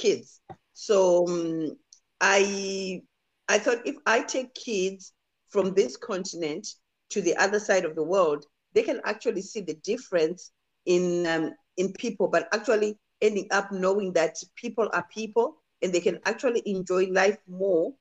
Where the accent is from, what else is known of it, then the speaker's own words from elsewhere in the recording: Harare, Zimbabwe; moved away as an adult; also born or lived in Chivu, Zimbabwe / New Zealand; now in Australia; So in Zimbabwe, I grew up in Harare